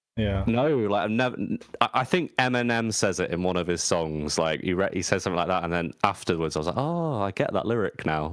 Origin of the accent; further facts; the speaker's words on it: England, United Kingdom; I'm English